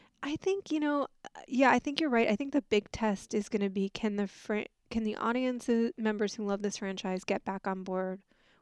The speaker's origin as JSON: {"language": "English", "region": "the South", "country": "United States", "said": "I'm from the South."}